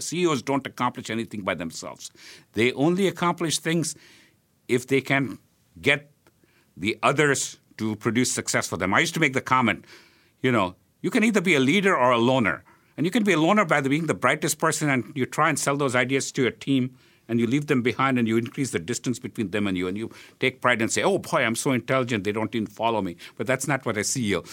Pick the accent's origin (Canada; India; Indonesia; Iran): India; Hyderabad, Telangana; now in Philadelphia, United States; when I was growing up in India